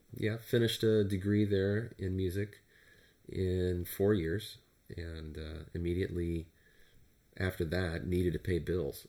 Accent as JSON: {"language": "English", "town": "Turlock", "region": "California", "country": "United States", "tie": "born or raised there", "said": "I grew up in Turlock, California, which is a, um, a rural community"}